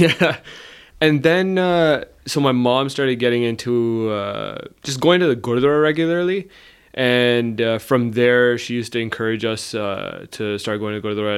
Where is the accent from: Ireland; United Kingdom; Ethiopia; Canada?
Canada; Brampton, Ontario; I was born and raised in Brampton